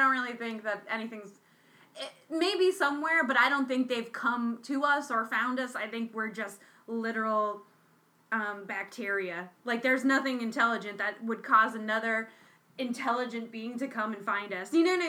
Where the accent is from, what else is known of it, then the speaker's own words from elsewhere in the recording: New England, United States; I grew up in New England